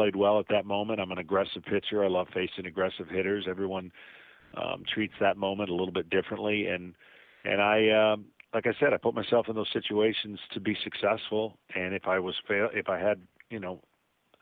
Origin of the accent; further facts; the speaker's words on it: Lansing, Michigan, United States; moved away; I grew up in Lansing, Michigan, drafted by the Tigers, thought that my hometown team would be where I'm going to be